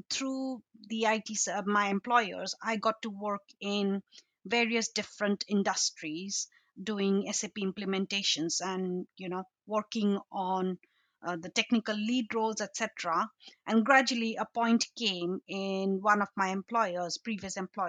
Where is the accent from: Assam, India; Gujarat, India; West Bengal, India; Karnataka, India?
Assam, India; moved away as an adult; also born or lived in Shillong, Meghalaya, India / London, United Kingdom; now in United Kingdom; I was brought up in a state called Assam